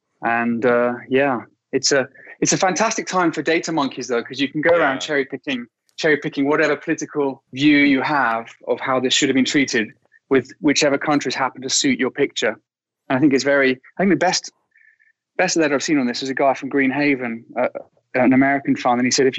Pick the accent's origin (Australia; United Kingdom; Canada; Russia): United Kingdom; England; moved away as an adult; now in Ireland; I'm English, but I live in Ireland